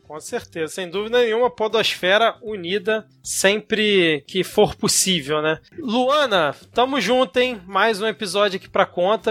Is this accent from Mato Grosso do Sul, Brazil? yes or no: no; Rio de Janeiro, Brazil; nós somos aqui do Rio de Janeiro